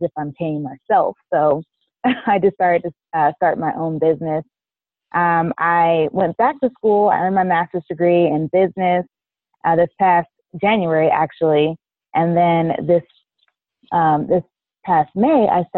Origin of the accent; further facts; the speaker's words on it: Kansas City, Kansas, United States; now in Dallas, United States; I'm originally from Kansas City, Kansas, and I currently reside in Dallas, Texas